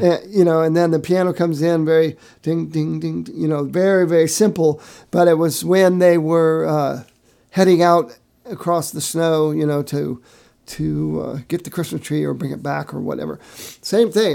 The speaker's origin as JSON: {"language": "English", "town": "Findlay", "region": "Ohio", "country": "United States", "tie": "born or raised there", "moved": "yes", "said": "my hometown of Findlay, Ohio"}